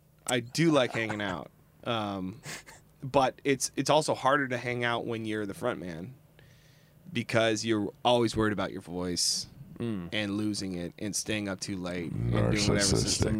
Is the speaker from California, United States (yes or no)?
no; Seattle, Washington, United States; we're in a band. We're from Seattle or whatever.